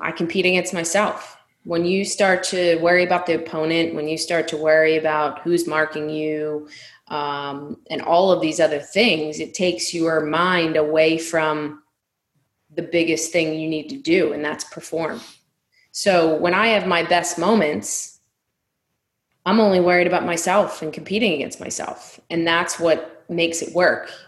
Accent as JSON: {"language": "English", "town": "Delran", "region": "New Jersey", "country": "United States", "tie": "born or raised there", "said": "the town I grew up in in Delran was a small working class neighborhood"}